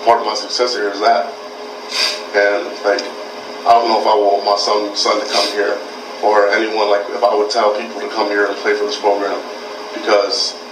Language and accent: English; Georgia, United States; moved away as an adult; now in Wisconsin, United States; I'm from Georgia. I barely go home